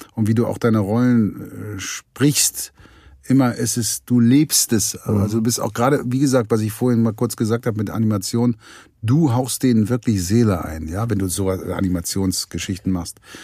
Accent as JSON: {"language": "German", "area": "the West", "region": "West Germany", "country": "Germany", "tie": "born or raised there", "said": "ich bin ja nun hier im Westen groß geworden"}